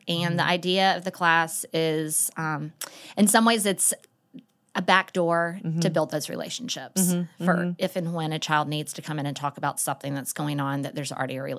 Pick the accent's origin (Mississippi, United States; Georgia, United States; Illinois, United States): Georgia, United States; Atlanta; Well, I grew up in Atlanta and knew from the get-go that I wanted to be a school counselor.